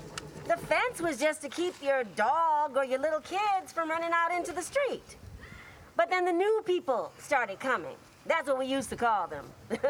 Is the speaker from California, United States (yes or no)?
yes; Santa Monica, California, United States; I grew up in Santa Monica in the 1950s, but I'd often come to Venice.